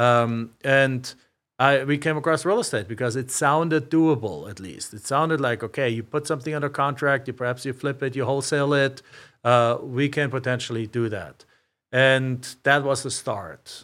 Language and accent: English; Germany; also born or lived in Macomb, Illinois; now in Phoenix, United States; I'm from a small town in Germany.